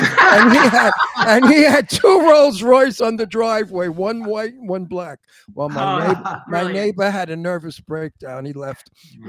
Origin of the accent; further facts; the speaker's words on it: New York City, New York, United States; accent: Brooklyn; because of my Brooklyn accent.